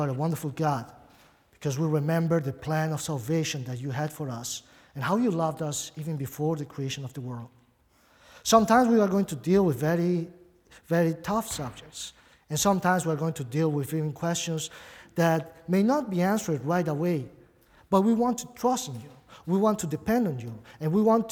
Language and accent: English; Brazil; accent: Brazilian; English is a second language; also born or lived in Buenos Aires, Argentina; now in United States; I do have an accent. Probably many people, when I preach, they try to figure out where my accent comes from. It's Brazilian. I spent most of my life in Brazil. But of course, I wasn't born there. I was born in Argentina, actually.